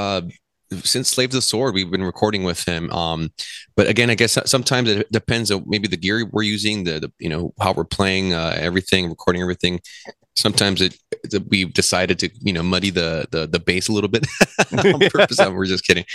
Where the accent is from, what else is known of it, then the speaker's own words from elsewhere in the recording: Whittier, California, United States; now in Los Angeles, United States; most of the members in our inception, I guess, was we're all from Whittier